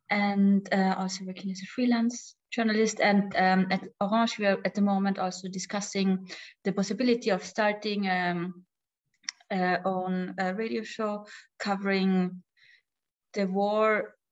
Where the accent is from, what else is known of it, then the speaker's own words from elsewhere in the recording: Poland; English is a second language; now in Vienna, Austria; Um, I come from Poland. I'm studying uh, applied human rights here in Vienna at the University of Angewandte, so University of Applied Arts